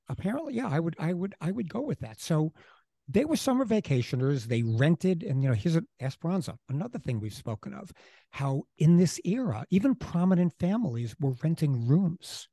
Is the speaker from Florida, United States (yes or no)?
no; New York City, New York, United States; moved away as an adult; also born or lived in Great Neck; now in East Hampton, United States; I'm still basically from Queens